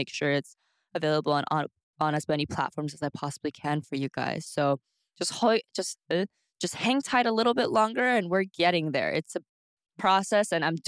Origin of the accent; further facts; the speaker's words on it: Houston, Texas, United States; now in Seoul, South Korea; I'm a Houston girl, but I live from the suburbs. So I lived in the outskirts of Houston